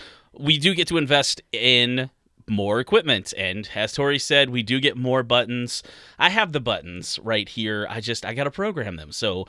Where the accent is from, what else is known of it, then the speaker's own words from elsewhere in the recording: United States; Us ignorant Americans.